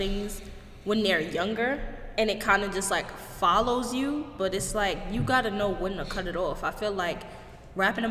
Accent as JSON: {"language": "English", "town": "New York City", "region": "New York", "country": "United States", "tie": "born or raised there", "said": "growing up in the Bronx"}